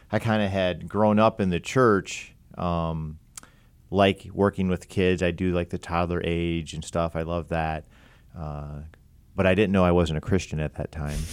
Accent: Pataskala, Ohio, United States; I'm from Columbus area

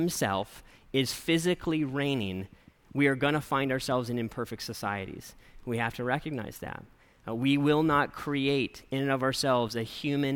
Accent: United States; I'm an American

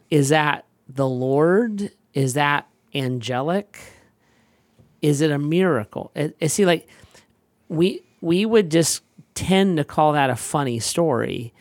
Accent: United States; I'm an American

